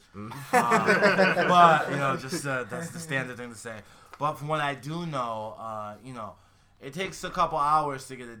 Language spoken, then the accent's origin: English; Connecticut, United States; moved away; I'm from Connecticut